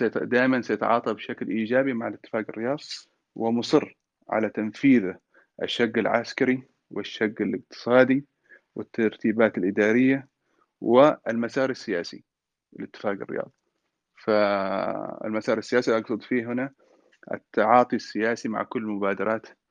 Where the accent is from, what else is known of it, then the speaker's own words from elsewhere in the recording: Aden, Yemen; also born or lived in Hadhramaut (ancestry); انا اعتبر نفسي كمان انا عدني يعني مش فقط حضرمي بحكم اني خلقت في عدن تربيت في عدن